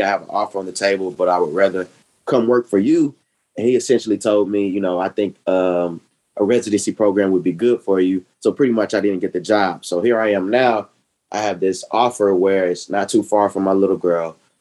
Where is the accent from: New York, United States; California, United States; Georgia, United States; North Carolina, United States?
Georgia, United States; Decatur; I am from Decatur, where it's greater.